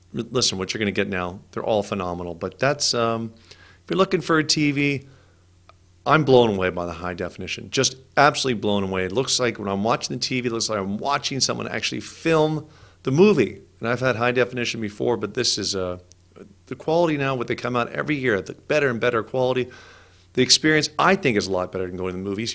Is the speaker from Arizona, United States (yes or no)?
no; California, United States; I'm from California